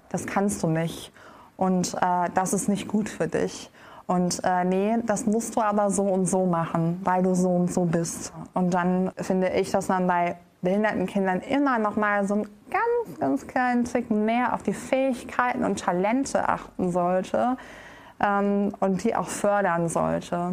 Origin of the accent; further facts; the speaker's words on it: Düsseldorf, North Rhine-Westphalia, Germany; Genau, ich bin in Düsseldorf geboren und aufgewachsen.